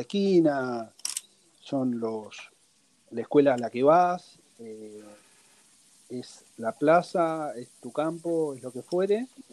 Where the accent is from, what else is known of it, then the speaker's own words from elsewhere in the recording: Buenos Aires, Argentina; moved away as an adult; yo nací en Buenos Aires, y toda mi vida viví en Buenos Aires